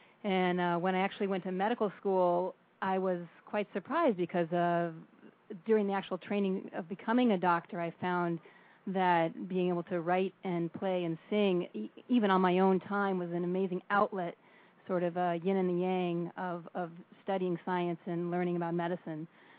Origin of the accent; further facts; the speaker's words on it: Colorado, United States; also born or lived in California; now in New York, United States; I grew up in Colorado, and then I actually went to college in California and ended up pursuing all my medical training out here in New York.